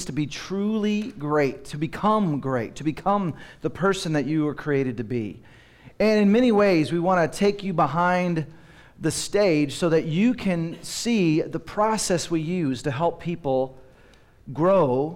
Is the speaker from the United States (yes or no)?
yes; Dallas, Texas, United States; moved away as an adult; also born or lived in Seattle; I grew up in Dallas, but my wife and I, after we got married, moved to Seattle